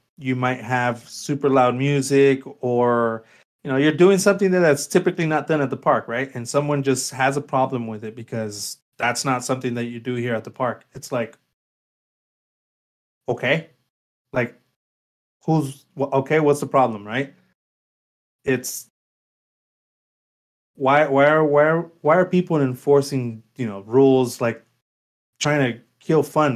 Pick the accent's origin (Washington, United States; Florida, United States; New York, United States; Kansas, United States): Florida, United States; Miami; moved away; I grew up in Miami where, you know, you better go dressed up every single place, always